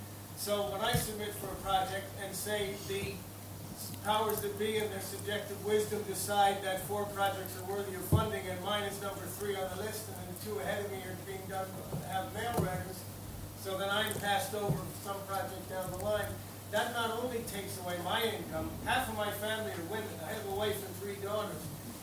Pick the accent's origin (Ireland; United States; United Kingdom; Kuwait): Ireland; first language English; as an Irish person who's working in the majority in the Irish language, which you can hear, I'm having trouble speaking English, although it's my first language, I don't speak it much anymore.